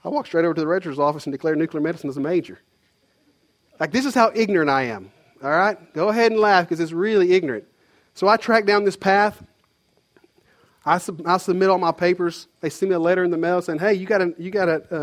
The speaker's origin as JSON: {"language": "English", "town": "Conway", "region": "Arkansas", "country": "United States", "tie": "born or raised there", "moved": "as an adult", "said": "There's no jobs in my hometown, Conway."}